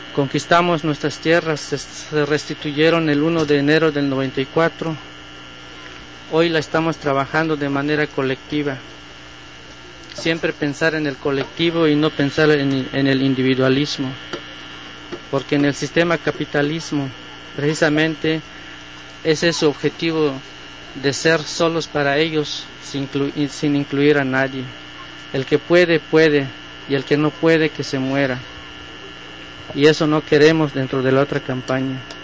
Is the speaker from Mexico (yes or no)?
yes; Chiapas, Mexico; Nosotros venimos de Chiapas